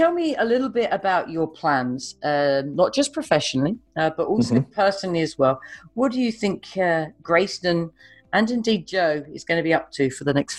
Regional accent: United Kingdom; I'm a Brit.

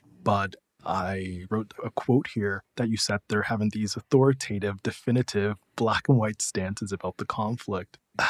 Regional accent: United States; being Jewish, being an American.

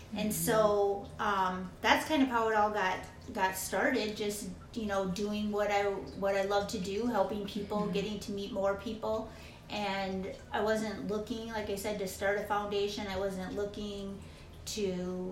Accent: Minnesota, United States; also born or lived in Arizona; now in Phoenix, United States; originally my brother, we're from Minnesota. We moved to Arizona

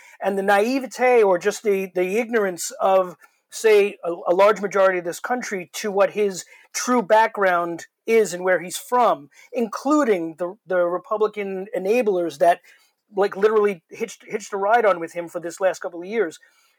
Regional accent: New York City, New York, United States; I grew up in Queens. I grew up in the next neighborhood over from the Trumps

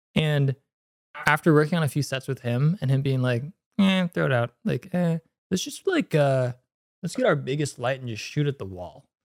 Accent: San Mateo, California, United States; I'm from, uh, Bay Area, San Mateo.

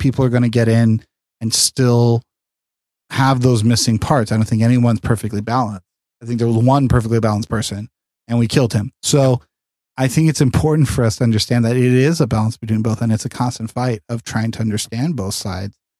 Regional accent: California, United States; growing up in California

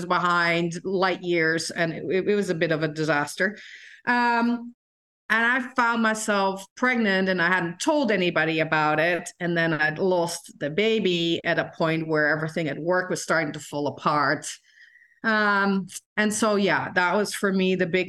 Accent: Netherlands; moved away as an adult; I grew up in the Netherlands, and I grew up in one of the few towns in the Netherlands that has a boarding school

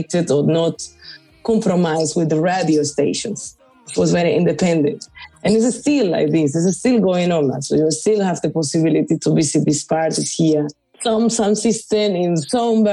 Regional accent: Cartagena, Bolívar, Colombia; I am from Colombia, from Cartagena

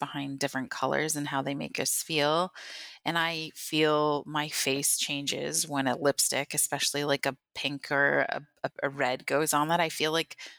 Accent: Thunder Bay, Ontario, Canada; also born or lived in Northwest Angle 33; now in St. Catharines, Canada; I was born in Thunder Bay, which is in northern Ontario

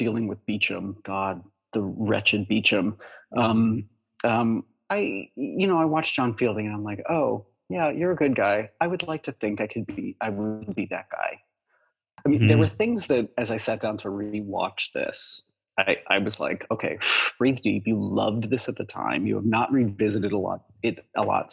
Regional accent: Kentucky, United States; moved away as an adult; also born or lived in Chicago; I'm from Kentucky, and, you know, I was living in Chicago

